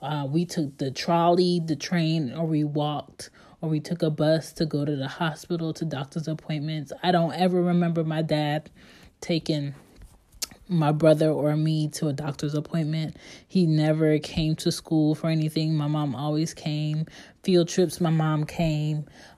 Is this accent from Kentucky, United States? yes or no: no; Philadelphia, Pennsylvania, United States; born there; So I was born in 87, and I was born in West Philadelphia.